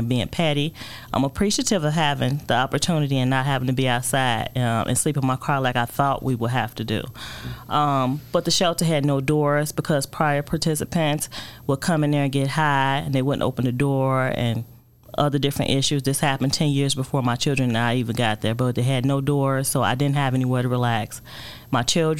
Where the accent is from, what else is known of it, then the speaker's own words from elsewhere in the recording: Chicago, Illinois, United States; also born or lived in Indiana / Wisconsin; I was born and raised here in Chicago, moved away for a little while to Indiana, Wisconsin, but died hard in Chicago, had to come back home